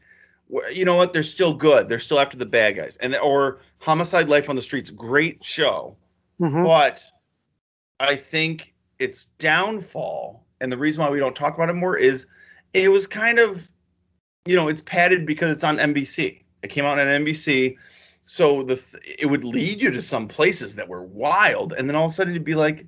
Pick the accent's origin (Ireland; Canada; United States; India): United States; Connecticut; when I was a kid in growing up in Connecticut